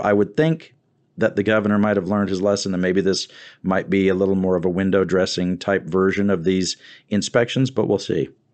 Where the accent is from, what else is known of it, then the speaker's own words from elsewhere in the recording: Wharton County, Texas, United States; I'm from that part of the state. I'm from Wharton County